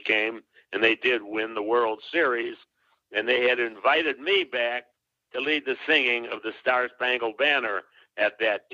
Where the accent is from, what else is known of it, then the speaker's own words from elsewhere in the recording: Chicago, Illinois, United States; I grew up in Chicago